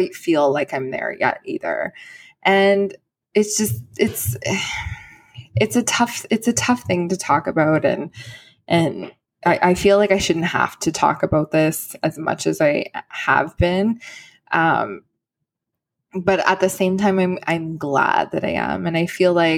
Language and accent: English; Canada; as a Canadian